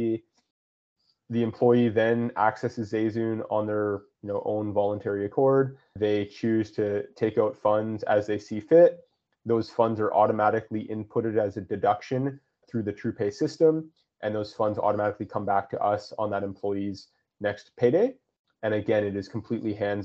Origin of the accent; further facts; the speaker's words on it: West Coast of Canada, Canada; I grew up on the West Coast of Canada, and I grew up commercial fishing.